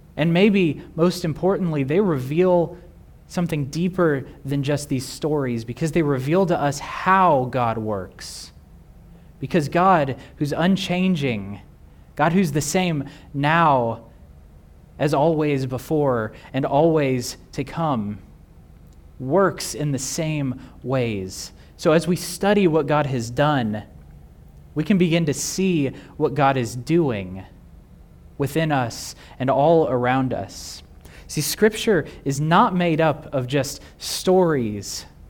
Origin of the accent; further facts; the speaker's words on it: Texas, United States; Growing up in Texas